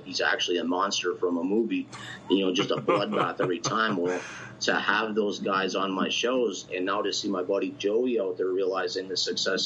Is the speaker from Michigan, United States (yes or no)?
yes; Michigan, United States; Where I grew up in Michigan is 10 hours north of Detroit. We were in the middle of nowhere